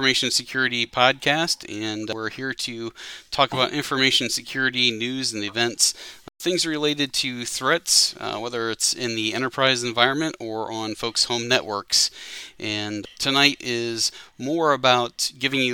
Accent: Ohio, United States; moved away as an adult; also born or lived in Greater Cincinnati; now in Cincinnati, United States; back in my hometown

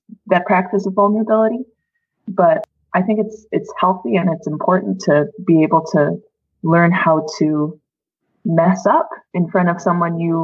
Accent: Minnesota, United States; moved away as an adult; also born or lived in Wisconsin; now in Edmonton, Canada; I'm an American. I grew up in Minnesota.

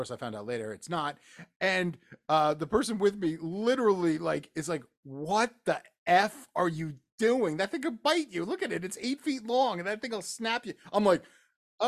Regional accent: New Jersey, United States; moved away; I'm from New Jersey.

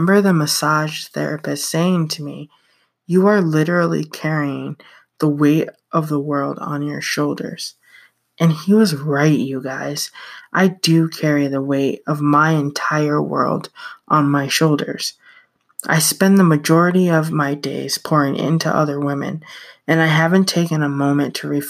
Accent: upstate New York, United States; I went to a memorial service for someone in my hometown. I'm from a small town in upstate New York where everyone knows and or is related to everyone.

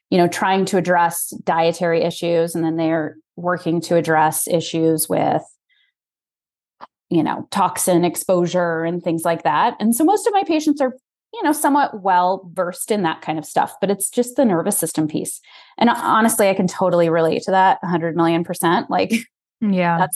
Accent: Colorado, United States; moved away as an adult; also born or lived in Chicago / Texas / Detroit; I was born and raised in Colorado, and I went to med school in Chicago.

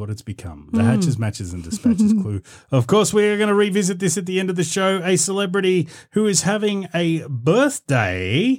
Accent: New South Wales, Australia; Oh, you probably said it properly, but we're Australian, so we call it the GAN.

